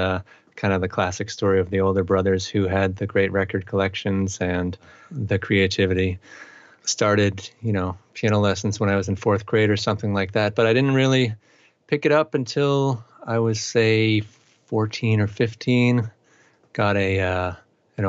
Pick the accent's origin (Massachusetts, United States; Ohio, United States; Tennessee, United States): Massachusetts, United States; Andover; moved away as an adult; also born or lived in Amherst, Massachusetts; now in Northampton, United States; I grew up in eastern Massachusetts in a town called Andover, which is about 20 miles north of Boston